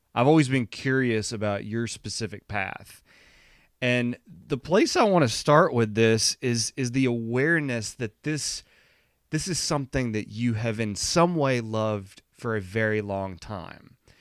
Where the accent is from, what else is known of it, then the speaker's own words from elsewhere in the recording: the South, United States; growing up in the South